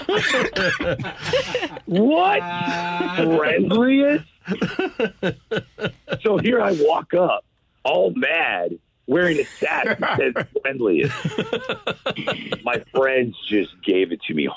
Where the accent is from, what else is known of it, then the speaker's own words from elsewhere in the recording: St. Louis, Missouri, United States; moved away; I'm on the radio in my hometown